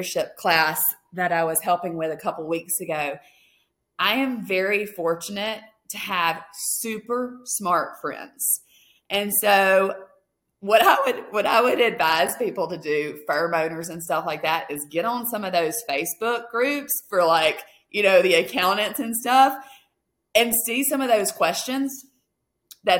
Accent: Mississippi, United States; now in Alaska, United States; I'm originally from Mississippi

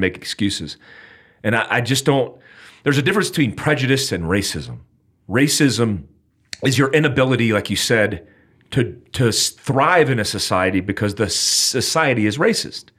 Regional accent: United States; I'm an American, I'm in America

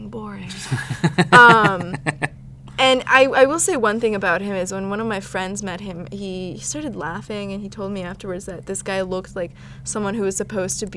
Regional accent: Houston, Texas, United States; I'm from Houston

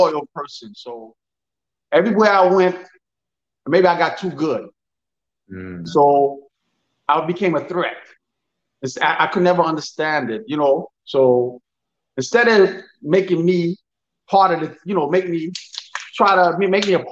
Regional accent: New York City, New York, United States; I'm from Brooklyn, New York. I've been living here.

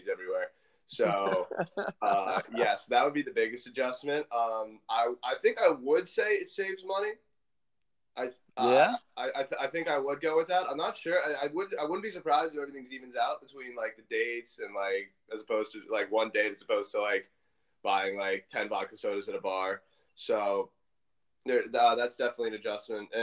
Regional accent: Guilford, Connecticut, United States; also born or lived in Bermuda; I am from Guilford, Connecticut

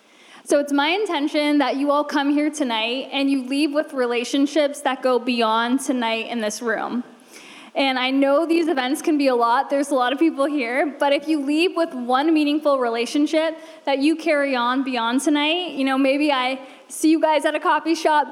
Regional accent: Canada; moved away as an adult; now in Los Angeles, United States; 5 years ago, I moved to LA from Canada, and I was 22.

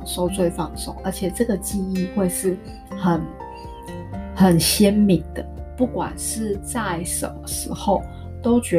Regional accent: Kaohsiung, Taiwan; moved away as an adult; now in Taipei, Taiwan; 因为小时候我是我是住高我是高雄人，是住南部，是自从上了大学之后才来台北。然后每次之前回去南部的时候，觉得天哪，高雄好热

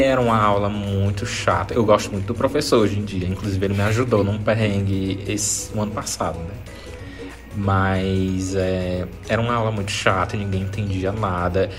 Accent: Maranhão, Brazil; eu sou do Maranhão

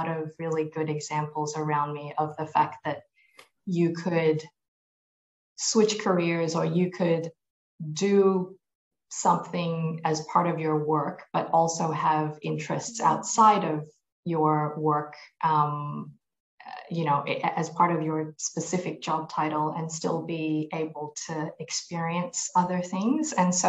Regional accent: Malaysia; born there; also born or lived in United States / New Zealand; I was born in Malaysia. I grew up through a combination of the US, Malaysia, and then New Zealand.

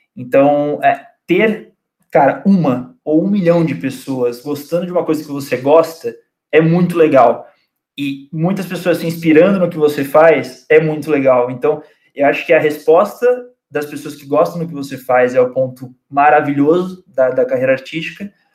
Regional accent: Cruzeiro, São Paulo, Brazil; also born or lived in São José do Barreiro; Cruzeiro, que é a cidade onde eu cresci

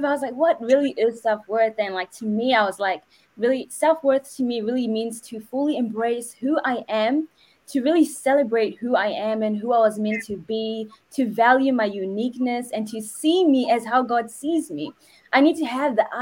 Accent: New Zealand; I'm from New Zealand as well as Kaswai

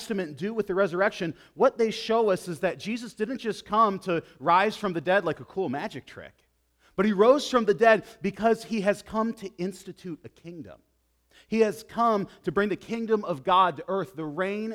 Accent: United States; As American Christians

